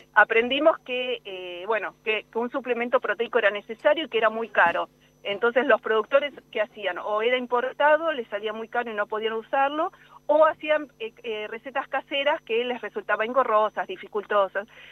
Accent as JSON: {"language": "Spanish", "region": "Buenos Aires", "country": "Argentina", "moved": "as an adult", "lives_now": "La Pampa, Argentina", "said": "yo soy de Buenos Aires, hice mi doctorado allá"}